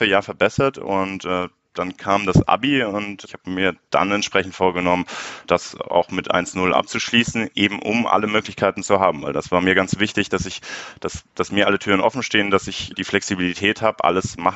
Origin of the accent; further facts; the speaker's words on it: Munich, Bavaria, Germany; born there; bin 25 Jahre alt, äh, gebürtiger Münchner, daher kennen wir uns ja auch